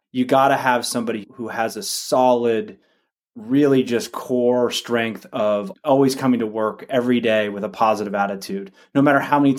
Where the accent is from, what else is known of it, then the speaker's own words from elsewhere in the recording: Orinda, California, United States; I grew up in the East Bay here in the San Francisco Bay Area in a small town called Orinda.